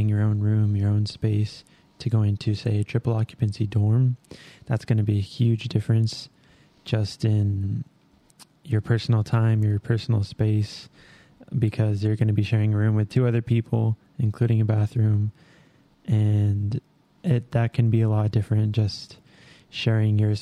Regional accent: Albuquerque, New Mexico, United States; moved away; I'm from Albuquerque, New Mexico, born and raised

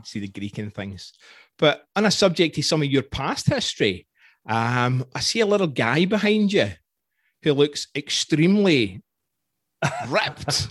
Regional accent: Scotland, United Kingdom; accent: Scottish; moved away as an adult; now in Canada; being Scottish

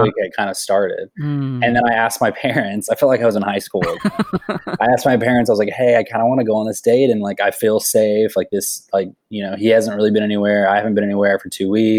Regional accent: Kansas, United States; also born or lived in Dallas, Texas; now in Nashville, United States; I'm originally from Kansas

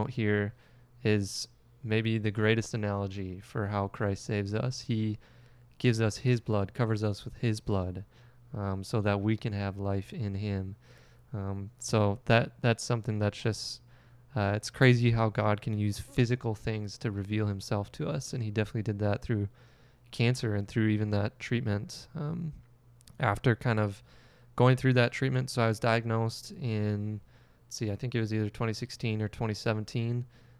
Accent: Alexandria, Minnesota, United States; I grew up not in Park River, but in Alexandria, Minnesota.

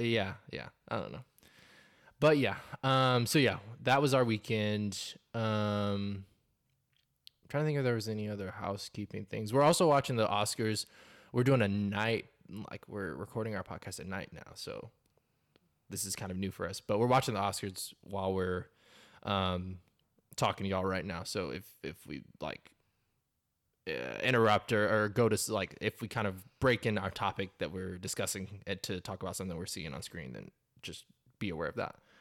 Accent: North Carolina, United States; moved away as an adult; now in Texas, United States; I've lived in Texas for the last six years. I'm originally from North Carolina

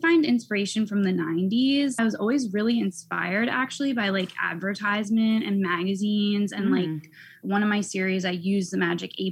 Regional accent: Pennsylvania, United States; also born or lived in Philadelphia / California; I grew up in Pennsylvania in the suburbs

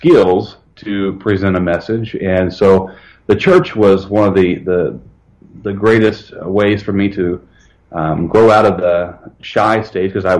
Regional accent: Evansville, Indiana, United States; I was born in Evansville, Indiana, southern Indiana

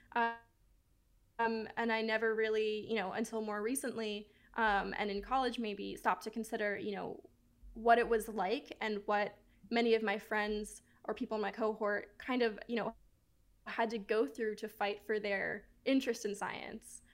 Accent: Miami, Florida, United States; I grew up right outside of the Everglades in Miami

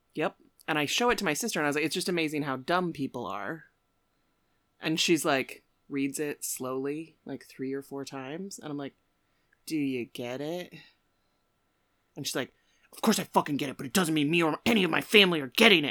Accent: Aurora, United States; I grew up in Aurora

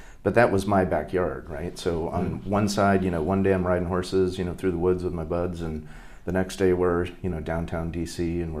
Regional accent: Northern Virginia, United States; moved away as an adult; also born or lived in Hawaii / Connecticut / Santa Cruz, California; so we moved to D.C., so I grew up in Northern Virginia.

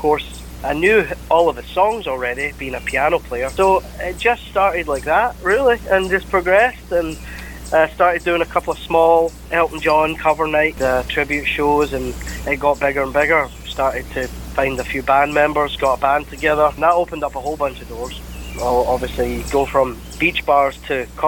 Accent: Glasgow, Scotland, United Kingdom; accent: Scottish; now in Clearwater, United States; I'm from Glasgow.

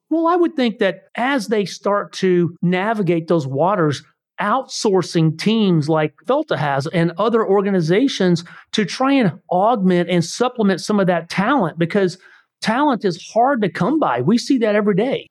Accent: Missouri, United States; We are from Missouri.

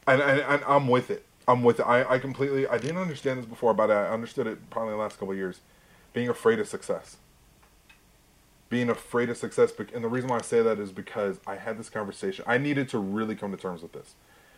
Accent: Texas, United States; It was the van that we had growing up in Texas.

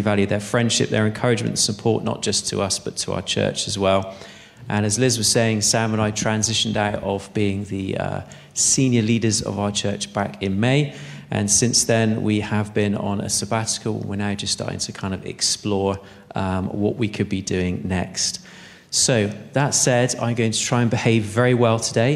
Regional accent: Bristol, South West England, United Kingdom; I'm from Bristol

